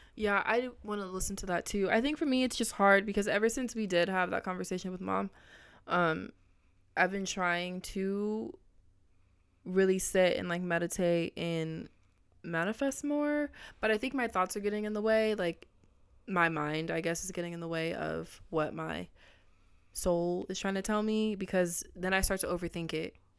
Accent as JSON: {"language": "English", "area": "Orange County", "region": "California", "country": "United States", "tie": "born or raised there", "also_born_or_lived": "Los Angeles", "said": "I grew up mainly in Orange County"}